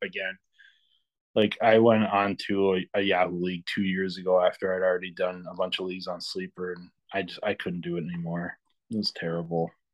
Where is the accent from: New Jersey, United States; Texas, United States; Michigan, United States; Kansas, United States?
Michigan, United States; now in Minnesota, United States; I'm from Michigan, but I live in Minnesota now